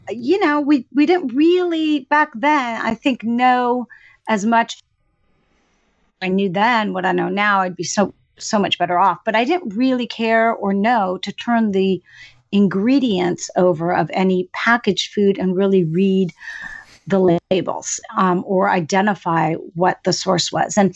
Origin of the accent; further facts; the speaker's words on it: Greece; born there; I was born in Greece and I actually spent most of my summers uh, up and through adolescence with grandma on a fishing village down by the water